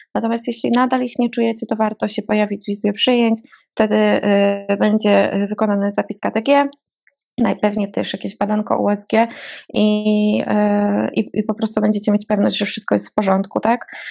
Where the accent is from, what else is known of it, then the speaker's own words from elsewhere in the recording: Łódź, Łódź Voivodeship, Poland; moved away as an adult; now in Warsaw, Poland; ja pochodzę z Łodzi